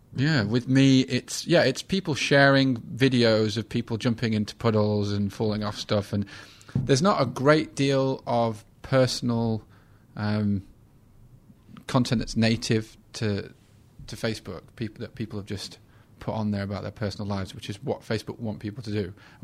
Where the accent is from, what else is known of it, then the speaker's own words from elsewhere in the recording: England, United Kingdom; I mean, we're both white males. We're both English.